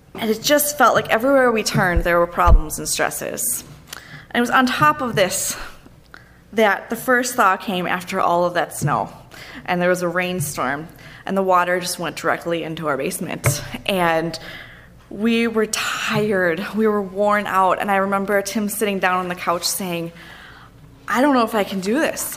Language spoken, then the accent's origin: English; Minnesota, United States; also born or lived in Denver, Colorado; I'm from Minnesota